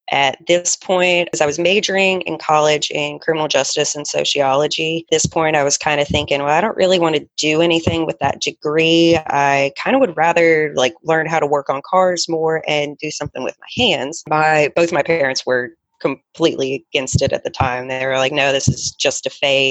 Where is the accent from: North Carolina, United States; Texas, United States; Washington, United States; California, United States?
North Carolina, United States; Charlotte; I ended up transferring back to Charlotte, North Carolina, my hometown, to a school there.